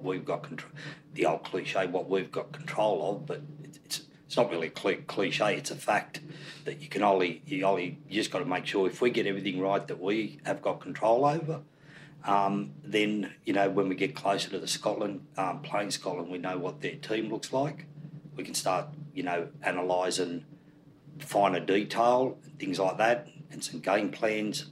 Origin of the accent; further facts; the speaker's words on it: Australia; Even though I'm an Aussie, born here, raised here, my mates are all Aussies